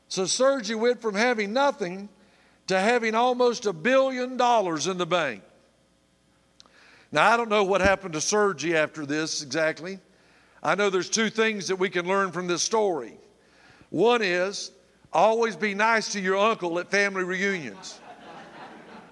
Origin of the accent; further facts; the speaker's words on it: Tallahassee, Florida, United States; I grew up in Tallahassee, Florida